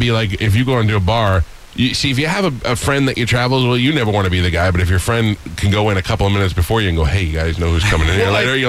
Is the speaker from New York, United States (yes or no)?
yes; New York, United States; now in Tampa, United States; as an American, but as a New Yorker